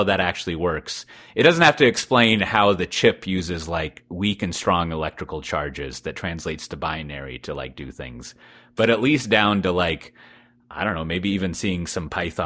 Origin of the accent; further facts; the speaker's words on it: Texas, United States; despite being a Texan